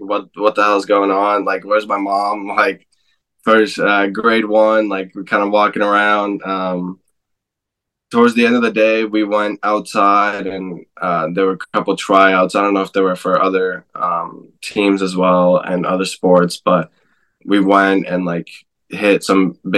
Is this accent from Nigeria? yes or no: no; Alberta, Canada; moved away; also born or lived in Vancouver, Canada; I grew up also in Alberta, so it's not too far from here